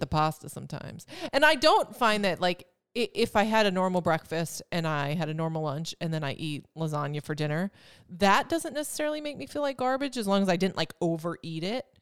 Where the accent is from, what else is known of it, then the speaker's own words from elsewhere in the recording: Wisconsin, United States; moved away; I'm from Wisconsin